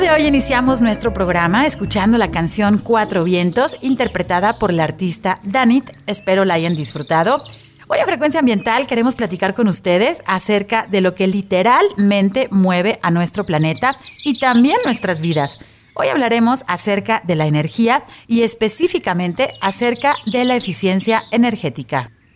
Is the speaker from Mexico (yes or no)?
yes; Mexico; como mexicanos